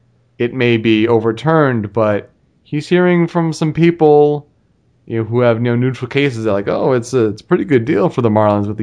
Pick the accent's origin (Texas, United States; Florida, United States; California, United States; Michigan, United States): Michigan, United States; Detroit; with Aníbal Sánchez and Omar Infante coming to the Tigers, like, that's, for me, my hometown team